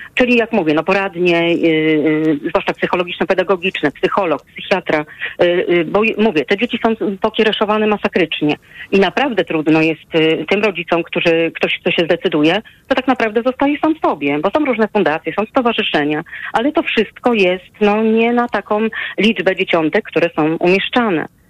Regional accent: Łódź, Łódź Voivodeship, Poland; u nas w Łodzi

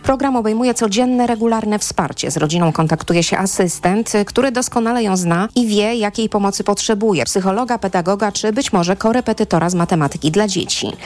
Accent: Zagłębie Dąbrowskie, Silesian Voivodeship, Poland; ja jestem z Zagłębia, ale Śląski jest mi całkiem niedaleki

